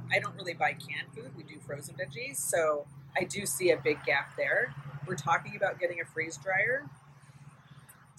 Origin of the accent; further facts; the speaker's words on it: United States; I'm an American